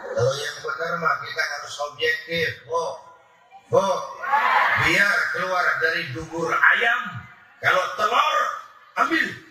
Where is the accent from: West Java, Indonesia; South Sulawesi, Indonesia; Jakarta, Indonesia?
Jakarta, Indonesia; saya lahir di Gandaria, di Kebayoran